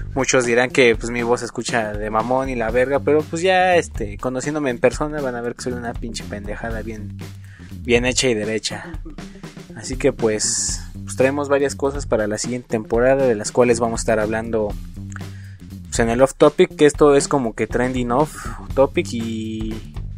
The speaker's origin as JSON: {"language": "Spanish", "country": "Mexico", "said": "como buenos mexicanos que somos"}